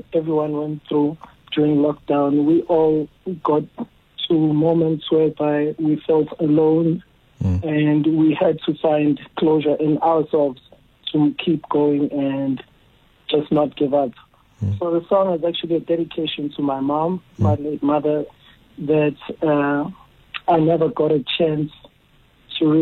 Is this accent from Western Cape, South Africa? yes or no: no; QwaQwa, Free State, South Africa; also born or lived in Pietermaritzburg, KwaZulu-Natal; I was born in Pietermaritzburg, KZN, and my mom was working in the Free State. So after a year or two of my birth, I moved and stayed with her in Kwakwa, mm-hmm. the Free State. And that's where I spent most of my years from pre-primary up to high school